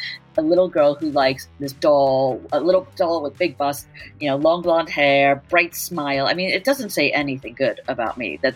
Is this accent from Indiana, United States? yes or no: no; New York City, New York, United States; a very protected 8-year-old in Manhattan in the 80s